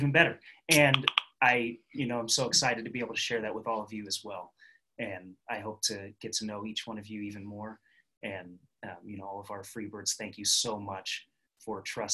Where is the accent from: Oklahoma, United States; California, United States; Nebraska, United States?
California, United States; Northern; moved away as an adult; now in Reno, United States; we're originally from the Northern California area